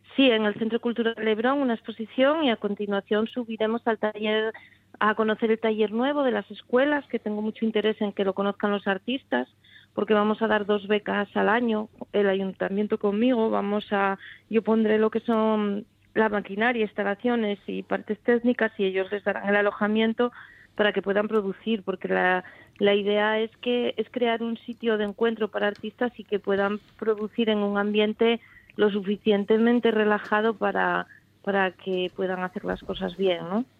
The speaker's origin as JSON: {"language": "Spanish", "town": "Oviedo", "region": "Asturias", "country": "Spain", "tie": "born or raised there", "moved": "as an adult", "lives_now": "Puerto de Vega, Spain", "said": "yo nací en Oviedo y mi familia está aquí"}